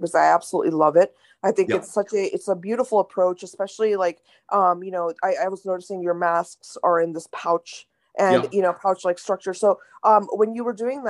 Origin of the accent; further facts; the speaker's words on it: India; I was raised in India